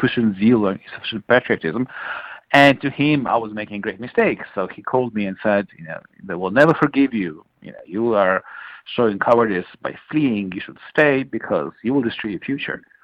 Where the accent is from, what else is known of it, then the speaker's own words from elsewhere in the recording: Kyiv, Ukraine; I was 16 years old when the reactor caught fire and exploded in Chernobyl, 90 miles north of my hometown of Kiev, the capital of Ukraine